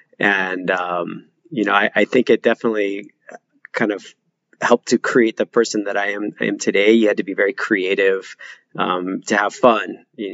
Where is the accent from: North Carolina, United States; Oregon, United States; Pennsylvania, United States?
Oregon, United States; now in Hawaii, United States; So I'm originally from Oregon. I lived in a really rural town. And when I say rural, I mean rural, like you didn't see your nearest neighbor's home. I had a 45-minute bus ride to school in the morning.